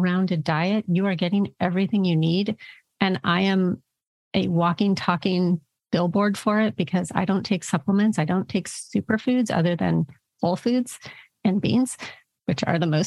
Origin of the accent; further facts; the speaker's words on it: California, United States; I'm a Californian, grew up in California where macrobiotic and, you know, all of these diets were here